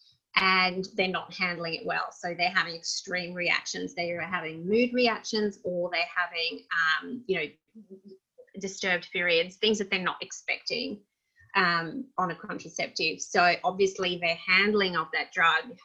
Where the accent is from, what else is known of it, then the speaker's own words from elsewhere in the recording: Russia; moved away; I grew up in Russia